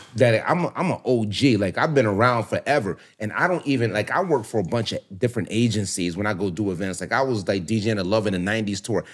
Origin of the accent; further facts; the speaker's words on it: Philadelphia, Pennsylvania, United States; also born or lived in South Florida; now in Miami, United States; I grew up in Philly, born and raised